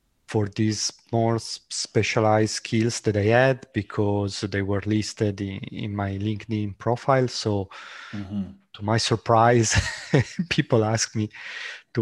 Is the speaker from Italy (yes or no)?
yes; Italy; moved away as an adult; also born or lived in Germany / Ireland / France; I'm Italian.